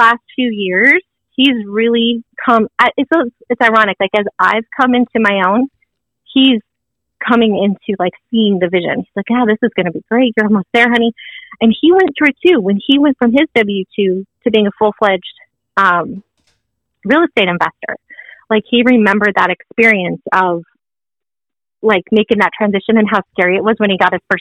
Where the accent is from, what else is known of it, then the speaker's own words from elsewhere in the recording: Arizona, United States; moved away as an adult; now in Idaho, United States; I was born and raised in Arizona